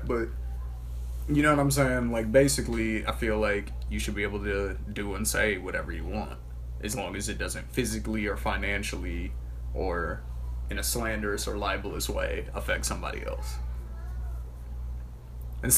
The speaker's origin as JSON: {"language": "English", "region": "Michigan", "country": "United States", "moved": "yes", "lives_now": "Gilbert, United States", "said": "I'm not even from out here. Like, you see on my ID that it says I'm from Michigan."}